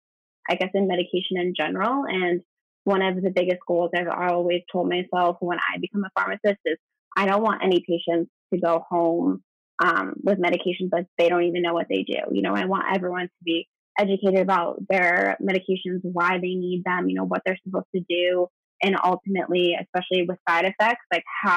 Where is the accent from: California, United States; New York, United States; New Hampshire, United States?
New Hampshire, United States; I grew up in New Hampshire